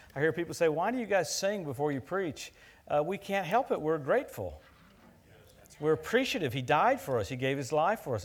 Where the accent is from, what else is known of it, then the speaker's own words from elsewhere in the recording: Louisiana, United States; where I grew up in Louisiana